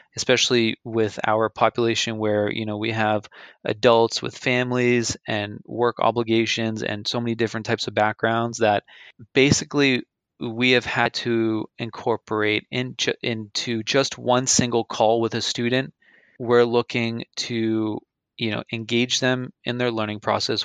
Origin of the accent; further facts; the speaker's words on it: Andover, Massachusetts, United States; my hometown um, in Andover, Mass